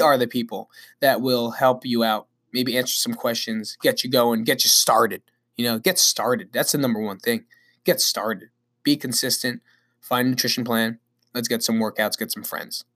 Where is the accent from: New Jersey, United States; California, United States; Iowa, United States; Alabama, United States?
New Jersey, United States; Belleville; also born or lived in Nutley, New Jersey; I'm actually from Belleville, New Jersey, which is right down the block